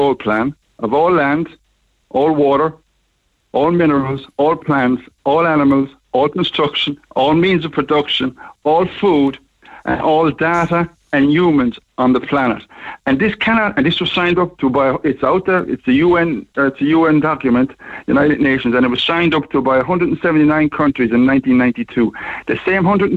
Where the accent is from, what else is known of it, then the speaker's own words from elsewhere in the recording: Ireland; also born or lived in Liverpool; I'm obviously from Ireland, but I have a business over here in Liverpool